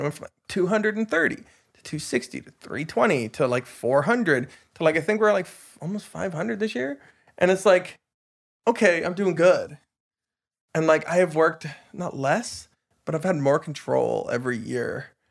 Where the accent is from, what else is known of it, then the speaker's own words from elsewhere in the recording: Tumbler Ridge, British Columbia, Canada; also born or lived in Dawson Creek; now in Vancouver, Canada; I grew up in Tumbler Ridge